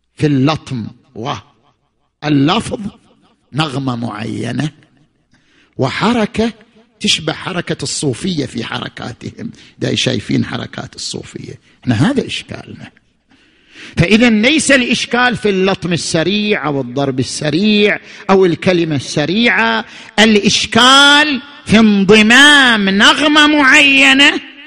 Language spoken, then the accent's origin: Arabic; Qatif, Eastern Province, Saudi Arabia; عندنا في القطيف